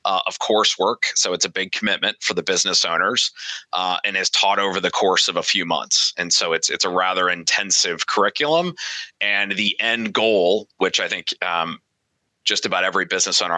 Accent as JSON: {"language": "English", "town": "Omaha", "region": "Nebraska", "country": "United States", "said": "I'm from Omaha, Nebraska"}